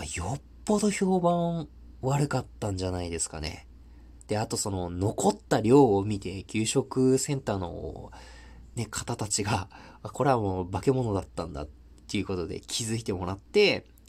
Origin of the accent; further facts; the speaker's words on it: Tohoku, Japan; 僕は東北生まれの東北育ちなんですけど